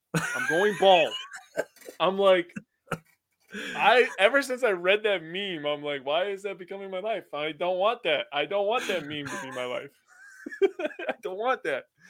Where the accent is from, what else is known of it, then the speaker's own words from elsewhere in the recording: United States; I'm from America